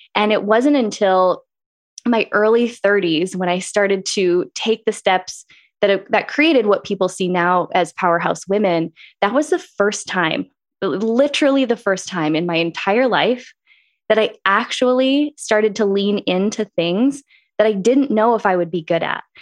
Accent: Green Bay, Wisconsin, United States; moved away as an adult; also born or lived in Eau Claire, Wisconsin; now in Phoenix, United States; I grew up in Green Bay, Wisconsin. I think being from the Midwest is a big part of what shaped who I am.

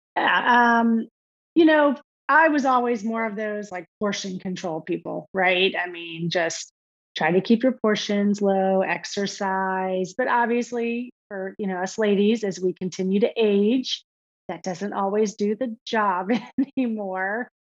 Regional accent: Austin, Texas, United States; also born or lived in Alabama; we were we're from Austin originally. Uh, grew up there together

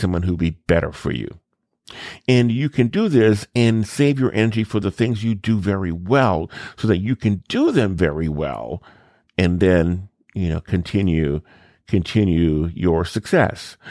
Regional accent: New Orleans, and Baton Rouge, South Louisiana, United States; I grew up in South Louisiana, New Orleans, and Baton Rouge.

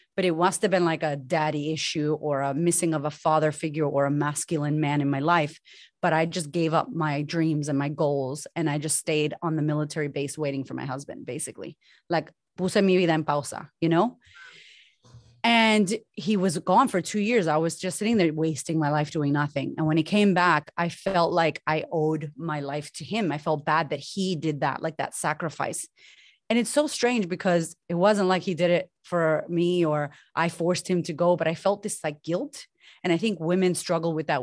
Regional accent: Boston, Massachusetts, United States; moved away as an adult; also born or lived in Sydney, Australia; now in Melbourne, Australia; I'm from Boston originally. My mom and my dad are Puerto Rican descent, and I grew up with a single mother

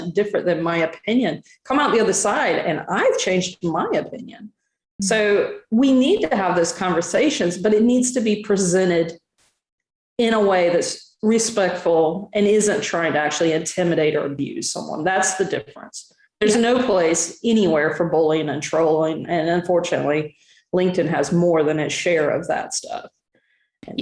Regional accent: Southern US, United States; I'm from the Southern US

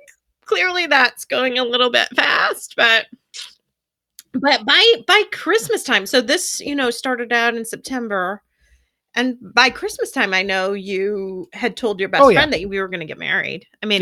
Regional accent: Iowa, United States; I'm from Iowa.

